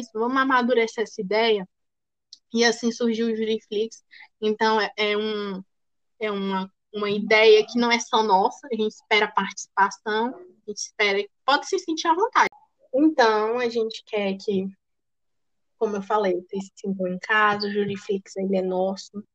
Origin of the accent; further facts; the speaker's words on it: Brazil; nós somos brasileiras.